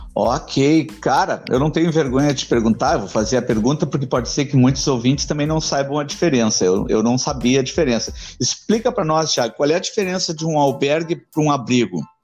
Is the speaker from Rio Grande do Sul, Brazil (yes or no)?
yes; Porto Alegre, Rio Grande do Sul, Brazil; eu nasci uh, na divisa de Alvorada com Porto Alegre